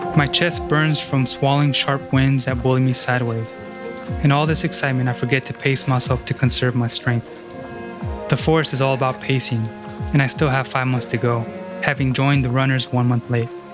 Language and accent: English; Washington, United States; my home state of Washington